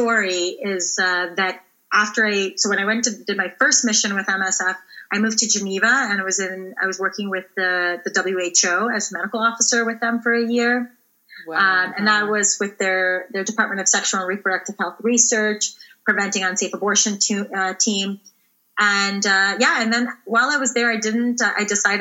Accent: Ontario, Canada; I grew up in Ontario

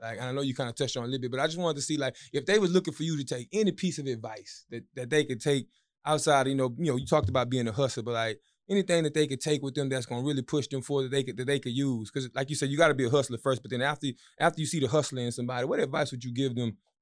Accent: Marksville, Louisiana, United States; I'm from Marksville

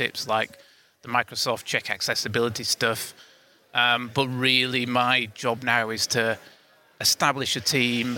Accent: United Kingdom; I'm from the UK, as you can probably tell with my accent

